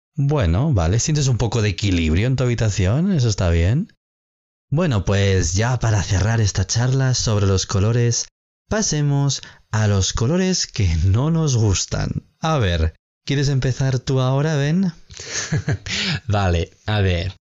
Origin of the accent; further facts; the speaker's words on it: Spain; en España tenemos una tradición de vestir ropa interior roja en el último día del año